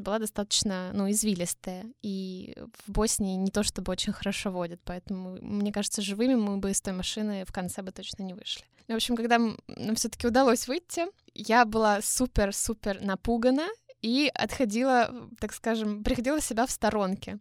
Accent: Russia; я из России

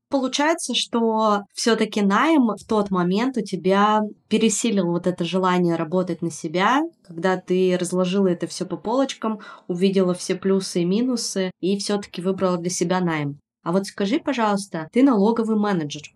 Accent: Yekaterinburg, Sverdlovsk Oblast, Russia; moved away as an adult; now in Tbilisi, Georgia; я не уехала в Петербург из Екатеринбурга

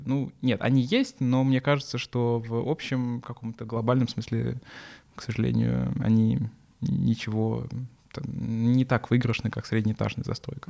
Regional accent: Samara, Samara Oblast, Russia; в Самаре той же, откуда я, э, ну, из, в которой, которую я безумно люблю, откуда я родом

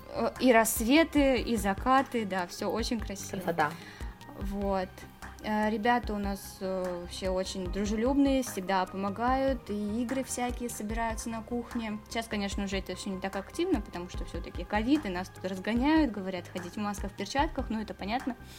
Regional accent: Bryansk, Bryansk Oblast, Russia; moved away as an adult; now in Moscow, Russia; я из Брянска, здесь недалеко от Москвы

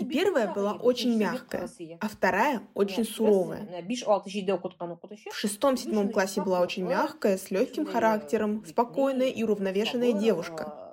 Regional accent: Russia; Даже несмотря на то, что мы выросли в Кряшинской деревне, нам привили такую любовь к

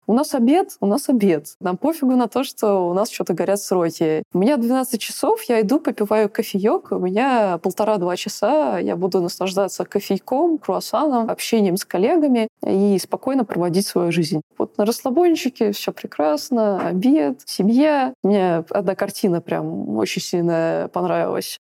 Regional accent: Moscow Oblast, Russia; moved away as an adult; now in Grenoble, France; Я под москвич, вот, я замкадыш, я всю жизнь, свою жизнь жила рядом с Москвой

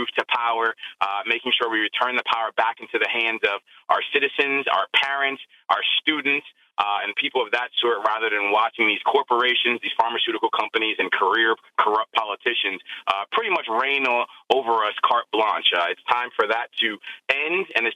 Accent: New Brunswick, New Jersey, United States; also born or lived in Newark, New Jersey; I'm originally from New Brunswick, New Jersey

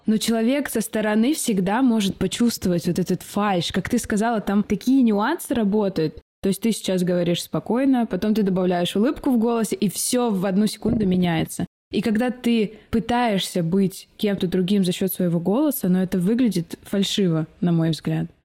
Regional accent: Omsk, Omsk Oblast, Russia; я из Сибири.

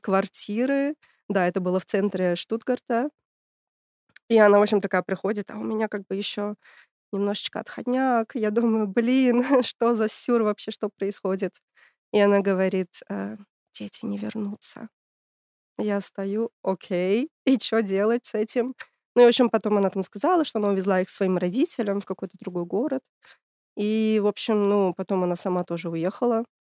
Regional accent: Tashkent, Uzbekistan; moved away as an adult; now in Germany; А я из Ташкента, столица Узбекистана. Приехала 10 лет назад.

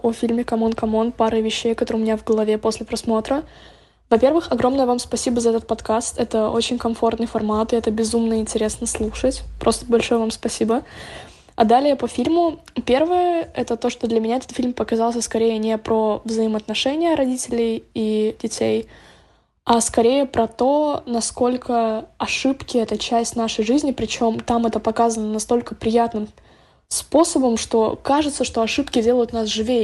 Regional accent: Estonia; я из Эстонии

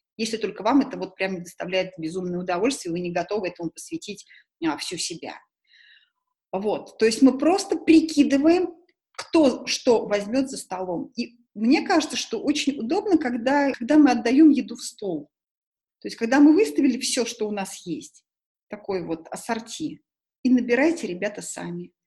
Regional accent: Tashkent, Uzbekistan; now in Moscow, Russia; Я же человек из Ташкента, я же привыкла суп есть не из тарелки, а из косушки

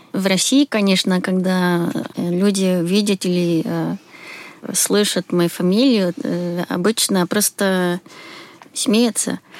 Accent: Sweden; Russian is a second language; moved away as an adult; now in Moscow, Russia; Я из Швеции. Сейчас живу в Москве.

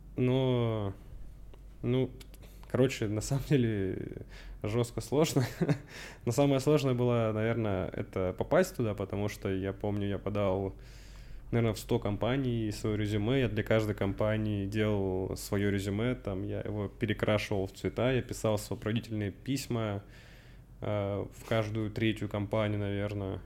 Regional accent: Russian Far East, Russia; moved away as an adult; also born or lived in Cherkessk, Karachay-Cherkessia, Russia / Canada; now in Moscow, Russia; переехал на Дальний Восток с родителями. Отца по работе перевели После этого я закончил школу там

